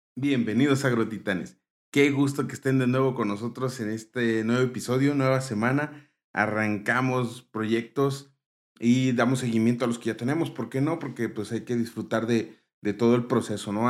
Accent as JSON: {"language": "Spanish", "country": "Mexico", "said": "como mexicanos"}